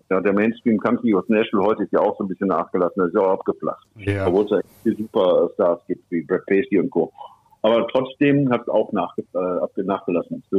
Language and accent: German; Bielefeld, North Rhine-Westphalia, Germany; accent: Westphalian; Ich bin aus Westfalen, mhm. wie er auch. Ja. ja ich komme aus Bielefeld, 15 Kilometer weiter ist Bünde, da kommt er her.